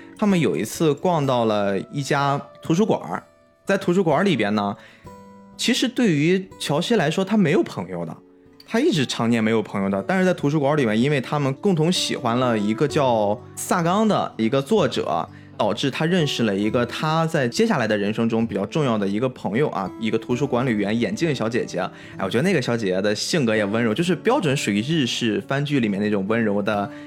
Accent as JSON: {"language": "Chinese", "town": "Qingdao", "region": "Shandong", "country": "China", "tie": "born or raised there", "said": "咱们都是属于海边长大的孩子嘛，嗯。青岛就靠海"}